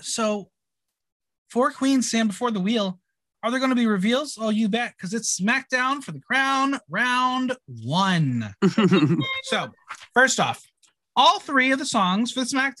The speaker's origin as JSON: {"language": "English", "region": "New Jersey", "country": "United States", "said": "Cory Booker from my home state, New Jersey"}